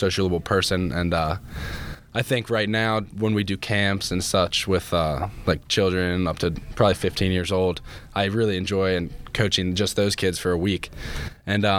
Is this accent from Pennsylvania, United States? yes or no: no; Carroll County, Maryland, United States; I grew up in Carroll County, Maryland.